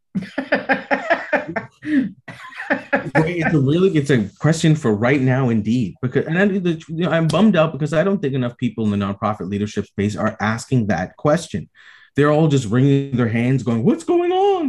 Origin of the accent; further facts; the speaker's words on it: Toronto, Ontario, Canada; here in my hometown in toronto